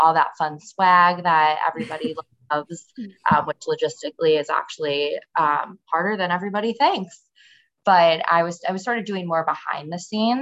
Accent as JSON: {"language": "English", "town": "Chicago", "region": "Illinois", "country": "United States", "tie": "born or raised there", "also_born_or_lived": "Indiana", "moved": "as an adult", "lives_now": "San Francisco, United States", "said": "I am born and raised in Chicago"}